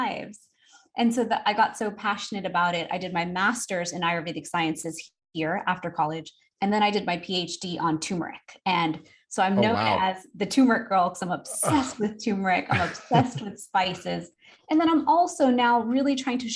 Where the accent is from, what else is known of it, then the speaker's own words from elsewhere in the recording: Houston, Texas, United States; I'm from Houston, Texas. I grew up a typical American girl to an immigrant family.